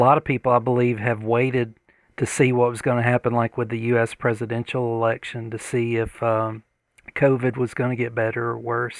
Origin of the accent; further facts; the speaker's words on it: Georgia, United States; accent: deep Southern; I've got a pretty deep Southern accent